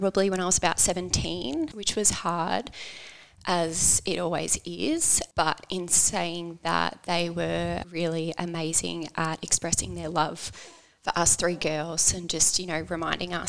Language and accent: English; Langwarrin, Victoria, Australia; So I grew up on the Mornington Peninsula with my two sisters and mum and dad.